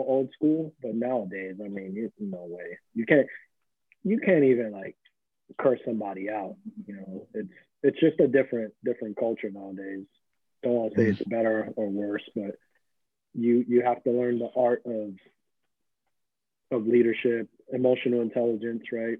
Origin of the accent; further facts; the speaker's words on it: New York City, New York, United States; moved away as an adult; On Jerome Avenue, that's where I grew up.